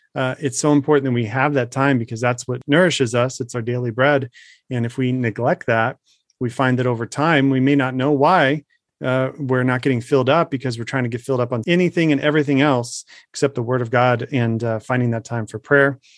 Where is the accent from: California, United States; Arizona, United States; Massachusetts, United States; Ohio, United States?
Arizona, United States; my home state